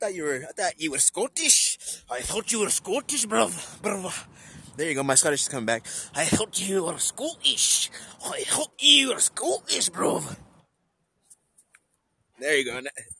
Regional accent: California, United States; born there; also born or lived in Wisconsin; I'm from United States of America. I was born in California. I lived about half my life in Wisconsin.

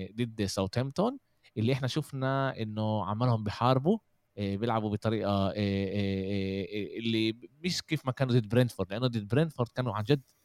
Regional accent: Jaffa, Tel Aviv District, Israel; احنا عندنا بيافا

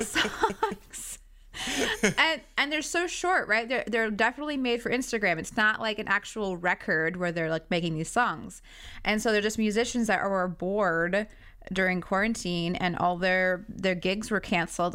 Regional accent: Prosser, Washington, United States; I'm from Prosser

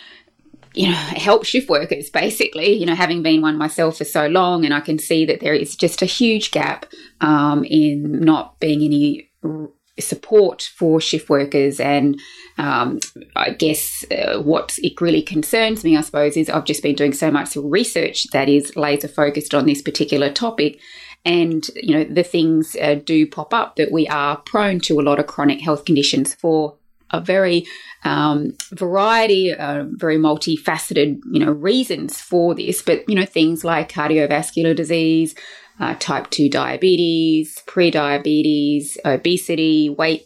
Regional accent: Brisbane, Queensland, Australia; here in my hometown of Brisbane in Australia

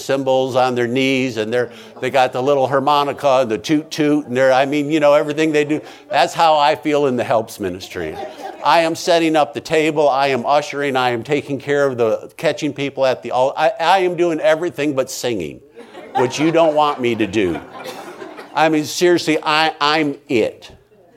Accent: United States; I'm an American

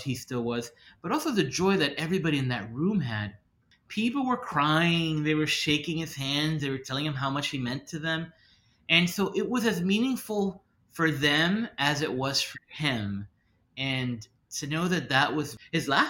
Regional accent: Miami, Florida, United States; Miami's my hometown, I'm born and raised

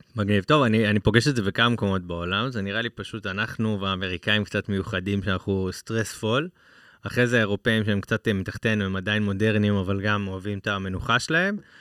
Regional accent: Israel; בתור ישראלים

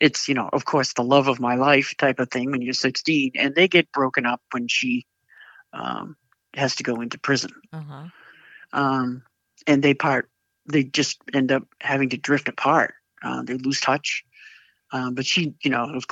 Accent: Boston, Massachusetts, United States; I grew up in Boston

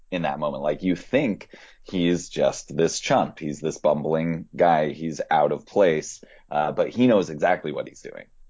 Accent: Northeast, United States; also born or lived in Israel / Midwest; now in Massachusetts, United States; raised from the age of one and spent pretty much all my life in the Northeast

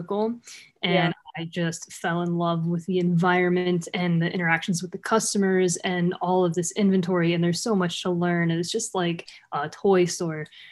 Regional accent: Malta, Ohio, United States; I was born in Malta, Ohio, born and raised here right across the river

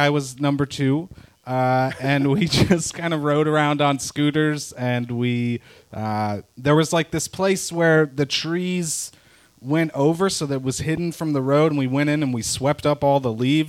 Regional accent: Ohio, United States

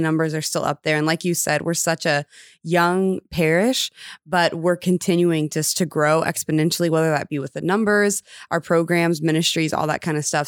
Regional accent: Round Rock, Texas, United States; I grew up in Austin, Texas, actually technically Round Rock, Texas.

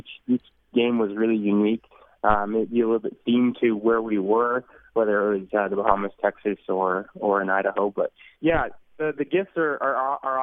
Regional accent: Canada; moved away as an adult; also born or lived in United States; I was from Canada

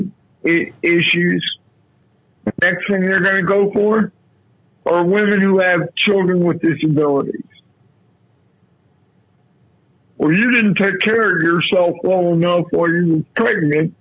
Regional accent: Muncie, Indiana, United States; moved away; also born or lived in Texas; I was born in Muncie, Indiana

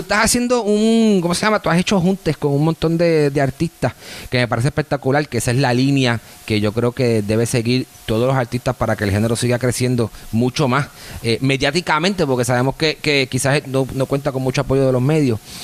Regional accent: Puerto Rico; now in Miami, United States; yo soy de Puerto Rico

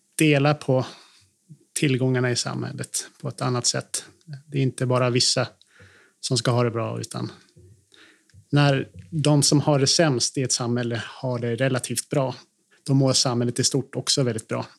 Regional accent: Kramfors, Västernorrland County, Sweden; moved away as an adult; also born or lived in Sundsvall / Brussels; now in Härnösand, Sweden; Jag är uppvuxen i Kramfors. Född i Härnösand faktiskt, på BB.

